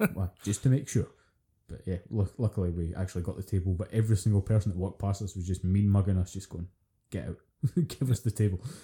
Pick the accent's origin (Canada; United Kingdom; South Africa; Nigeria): United Kingdom; Scotland; being Scottish